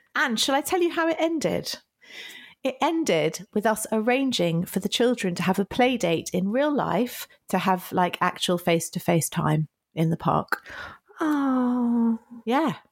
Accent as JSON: {"language": "English", "country": "United Kingdom"}